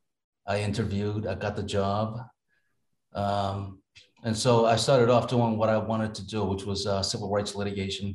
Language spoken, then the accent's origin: English; New York, United States; now in Massachusetts, United States; I grew up in New York, in Brooklyn and Queens